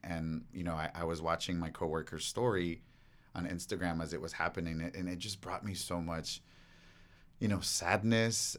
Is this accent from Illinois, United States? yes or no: no; Los Angeles, California, United States; growing up here in, in freaking, uh, L